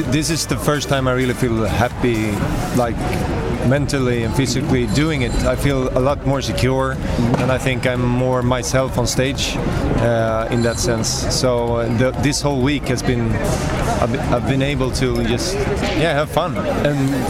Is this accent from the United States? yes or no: no; Sweden; English is a second language; I'm from Sweden, and you're listening to Radio International with JP